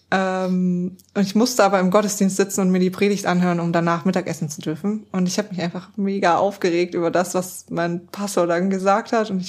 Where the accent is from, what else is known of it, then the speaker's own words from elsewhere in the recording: East Germany, Germany; ich komme aus einem nicht christlichen Elternhaus und ich komme auch aus Ostdeutschland, das heißt aus einer Ecke, die ihn mit Gott einfach gar nichts am Hut hat.